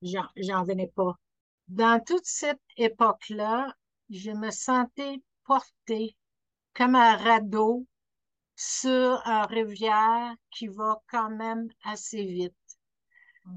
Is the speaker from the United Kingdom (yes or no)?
yes; Scotland, United Kingdom; French is a second language; now in Quebec, Canada; je suis née en Écosse